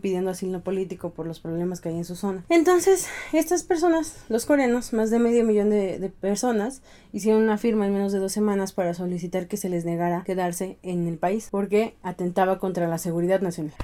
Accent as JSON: {"language": "Spanish", "country": "Mexico", "said": "nosotros somos tequila, mariachi"}